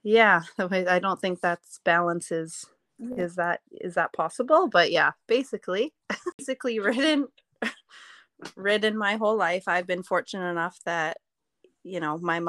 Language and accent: English; Courtenay, British Columbia, Canada; moved away as an adult; now in Alberta, Canada; I was born and raised on Vancouver Island. Grew up in Courtney.